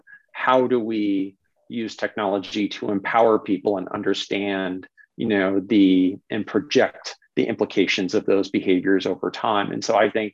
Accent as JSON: {"language": "English", "area": "Bay Area", "region": "California", "country": "United States", "tie": "born or raised there", "moved": "yes", "said": "I'm originally from the Bay Area. I grew up down there."}